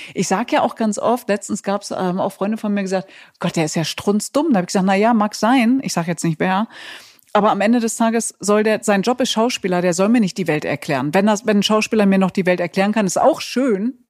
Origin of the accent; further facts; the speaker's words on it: Germany; ich komme doch aus Deutschland.